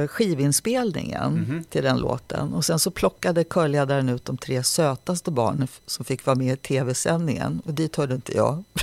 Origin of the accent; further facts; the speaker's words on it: Nacka, Stockholm County, Sweden; Jag växte upp i Nacka och eh, Nacka musikskola var en kommunal skola som nästan alla barn fick möjlighet att vara med i.